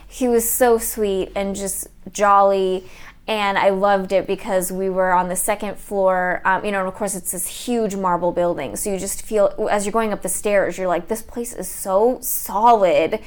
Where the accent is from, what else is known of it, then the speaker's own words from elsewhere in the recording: United States; I grew up in America